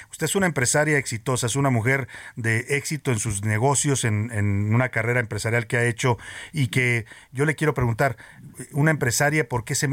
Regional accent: Mexico; Somos luchones los mexicanos por definición.

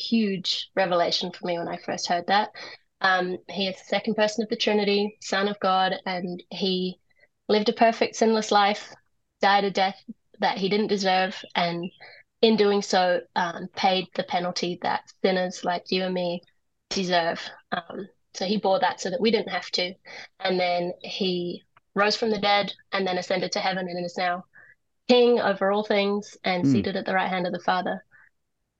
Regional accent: Nelson, New Zealand; also born or lived in England / Tauranga; now in Rotorua, New Zealand; I live in Rotorua, but I was born in England, and I was raised in Nelson

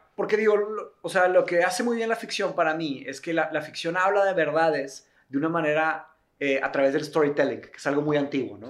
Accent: Nuevo León, Mexico; also born or lived in Brazil; nací en Brasil, me vine a México, tenía cinco años.

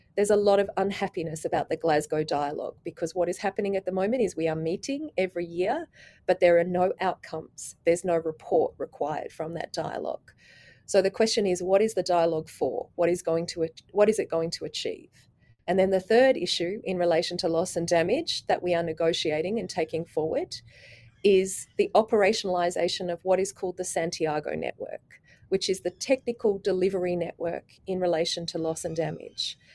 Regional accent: Australia; I'm an Australian with a very long history of working in the Pacific

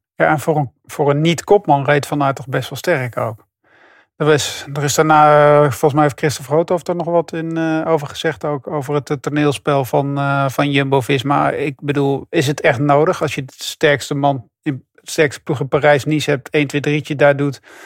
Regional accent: Netherlands; ik als Nederlander

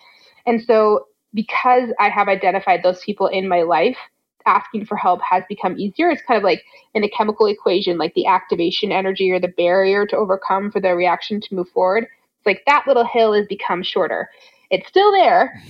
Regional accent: Fort Collins, Colorado, United States; I grew up in Fort Collins, Colorado

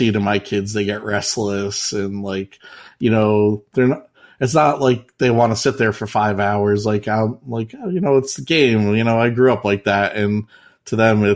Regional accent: outside New York City, United States; moved away; I always said I grew up outside New York City

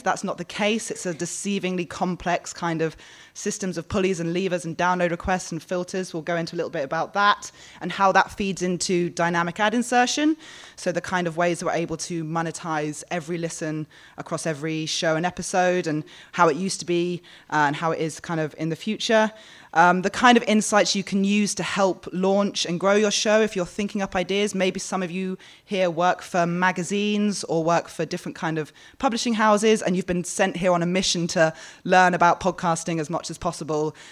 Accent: London, United Kingdom; now in Australia; I'm from London

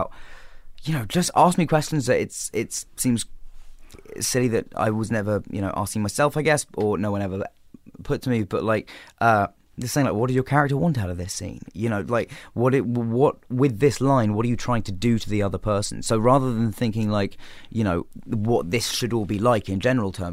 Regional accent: England, United Kingdom; being English

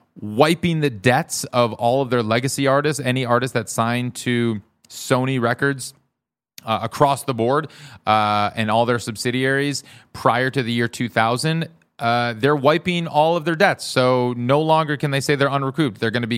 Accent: Madison, Wisconsin, United States; now in Los Angeles, United States; I grew up in Madison.

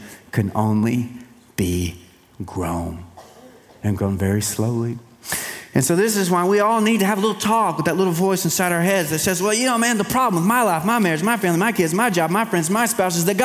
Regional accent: East Texas, United States; now in Central Texas, United States; I am from East Texas

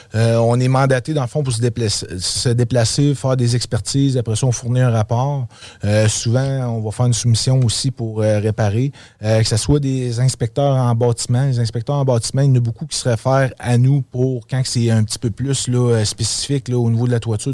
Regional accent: Quebec City, Quebec, Canada; also born or lived in Outaouais; Oui, je suis un gars de Québec. Dans le fond, j'ai grandi à Québec. Je suis né à Québec.

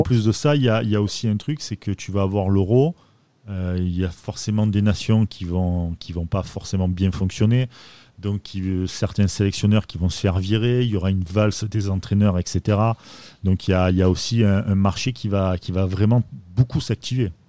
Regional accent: Marseille, Provence-Alpes-Côte d'Azur, France; en tant que Marseillais

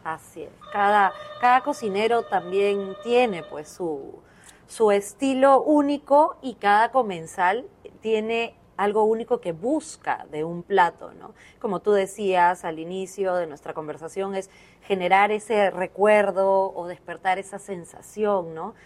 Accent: Peru; Como cocinero peruano

